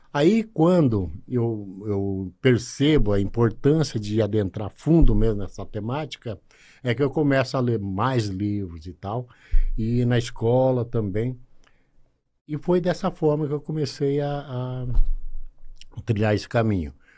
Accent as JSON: {"language": "Portuguese", "town": "Arapoti", "region": "Paraná", "country": "Brazil", "tie": "born or raised there", "also_born_or_lived": "Telêmaco Borba, Paraná", "moved": "as an adult", "said": "Nasci em Araputi, tive a minha infância e adolescência em Araputi."}